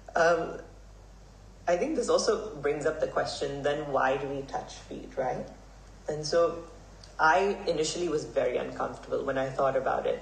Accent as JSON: {"language": "English", "country": "Hong Kong", "tie": "born or raised there", "said": "I grew up here in Hong Kong. I was born and raised here."}